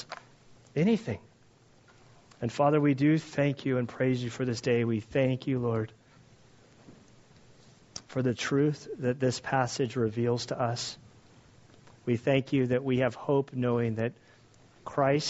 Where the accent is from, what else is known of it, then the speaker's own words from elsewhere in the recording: United States; I as an American